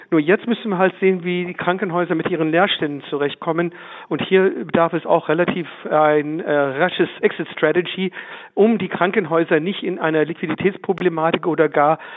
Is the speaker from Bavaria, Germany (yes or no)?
yes; Würzburg, Bavaria, Germany; Ich bin ja auch Würzburger Bürger.